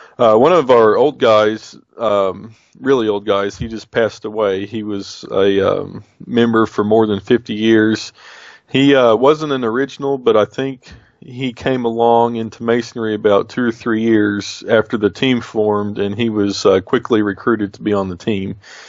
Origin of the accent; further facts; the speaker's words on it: United States; Hey, I'm Indian. I'm Muscogee Creek.